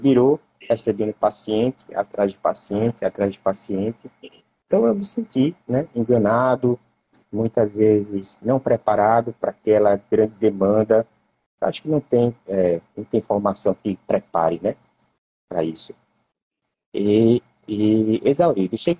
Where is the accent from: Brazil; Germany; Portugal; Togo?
Brazil; Cajazeiras, Paraíba; now in Jaboatão dos Guararapes, Brazil; Eu nasci em Cajazeiras, pertinho do Ceará